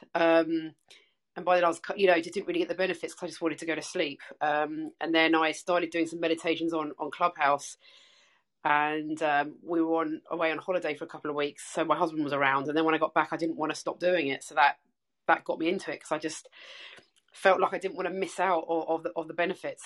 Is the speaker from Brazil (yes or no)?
no; England, United Kingdom; now in Melbourne, Australia; I'm English, uh, as you can tell by my accent, but I'm I'm living in Melbourne, Australia